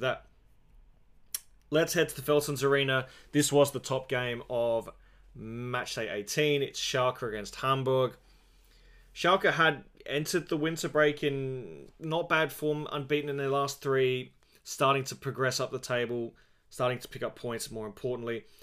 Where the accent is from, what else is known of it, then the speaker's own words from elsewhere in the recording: Australia; As an Australian